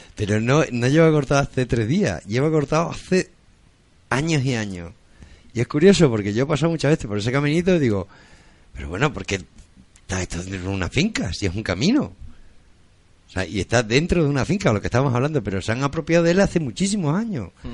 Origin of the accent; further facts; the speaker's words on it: central Extremadura, Spain; nosotros no estamos ni en el sur ni en el norte, estamos en la mitad. No sabemos si somos de Badajoz o de Cáceres